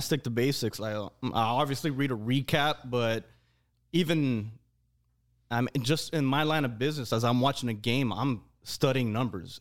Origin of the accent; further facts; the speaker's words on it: Hialeah, Florida, United States; we all come from the same place.